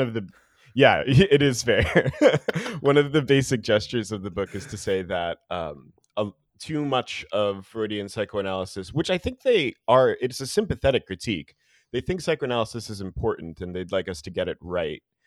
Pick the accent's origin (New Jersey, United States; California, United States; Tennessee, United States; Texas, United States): New Jersey, United States; moved away; I'm from New Jersey originally